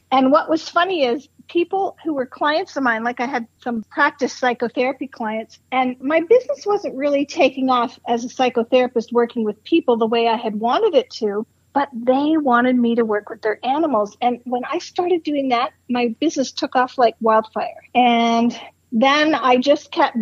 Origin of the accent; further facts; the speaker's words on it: Canada; moved away as an adult; also born or lived in Toronto; now in Arizona, United States; I'm Canadian, living in Arizona